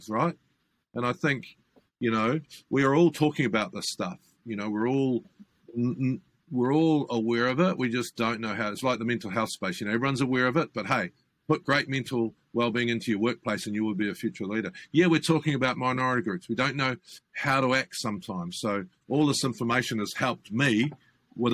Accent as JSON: {"language": "English", "country": "New Zealand", "said": "I'm a New Zealander, right? But I'm also a Pacific Islander"}